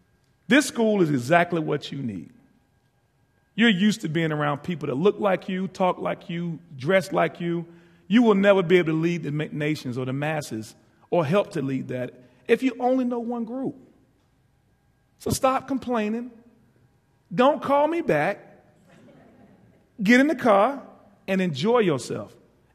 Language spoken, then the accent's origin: English; East Coast, United States; I'm from the East Coast.